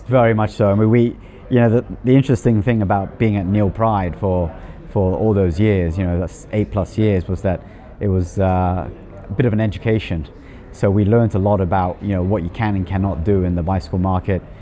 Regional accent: Hong Kong; moved away as an adult; also born or lived in Manchester, England; now in New Zealand; I was originally from Hong Kong, actually spent most of my life living in Hong Kong, grew up in Hong Kong

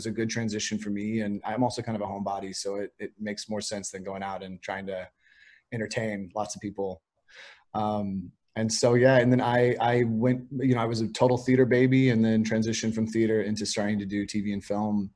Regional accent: Piedmont, California, United States; moved away; I was raised by my grandparents in Piedmont.

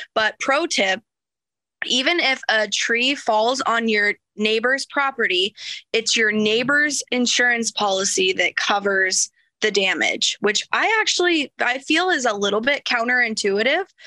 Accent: small town Iowa, United States; I wrote the owner a love letter telling him that this was my hometown

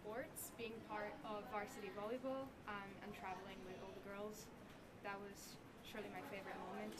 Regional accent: Bosnia & Herzegovina; also born or lived in Croatia / Brazil; So I am from Bosnia and Croatia. I lived in Brazil before coming to ASM, and I have been at ASM for 3 years, so since 10th grade.

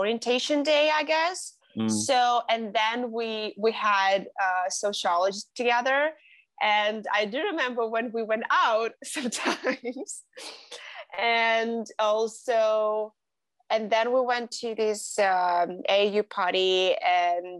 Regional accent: Belarus; also born or lived in Prague, Czech Republic; I'm from Belarus

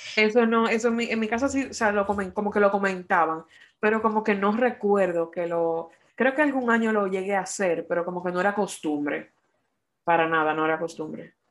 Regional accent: Dominican Republic; now in United States; nosotros como dominicanos

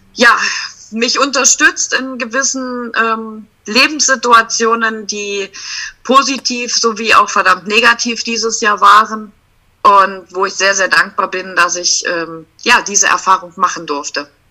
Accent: Sangerhausen, Saxony-Anhalt, Germany; ich komme aus Sangerhausen.

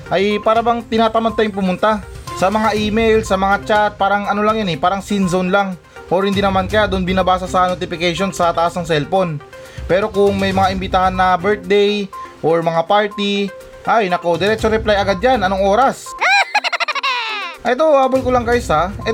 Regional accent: Philippines; Pero syempre naman na may karapatan naman akong sabihin yan kasi normal na Pilipino lang ako.

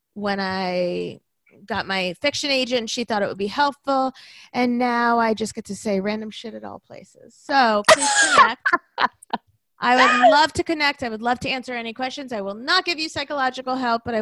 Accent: Florida, United States; moved away; I'm from Florida.

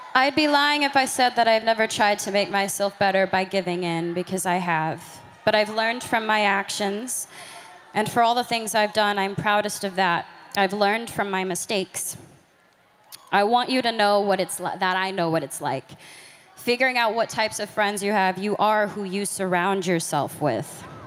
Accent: Grand Prairie, Texas, United States; I'm from Grand Prairie, Texas

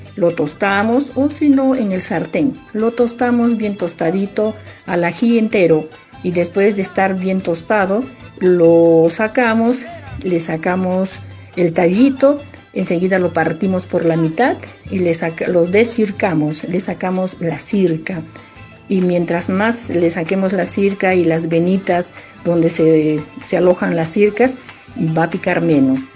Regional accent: Arequipa, Peru; es el mes de los arequipeños, es nuestro mes

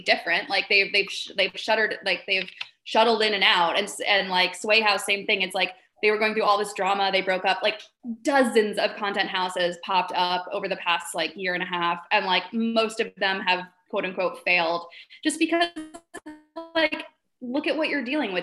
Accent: Vermont, United States; I grew up in Vermont

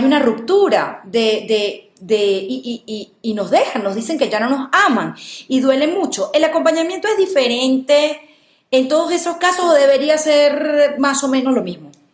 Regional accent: Venezuela; moved away; yo como venezolana lo viví y fue ese duelo migratorio que es durísimo

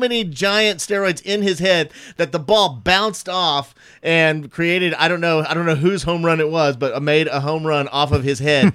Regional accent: the Panhandle of Texas, United States; moved away; I grew up in the Panhandle of Texas

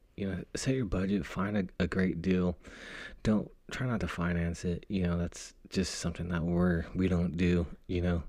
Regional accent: Fresno, California, United States; moved away as an adult; now in Northern California, United States; my hometown of Fresno

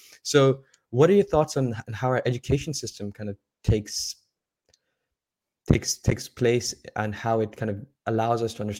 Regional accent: Saudi Arabia; now in United Kingdom; growing up in Saudi Arabia, coming from a Pakistani background, now living in the UK, kind of being like all over the place and not even kind of being able to point to back to a home

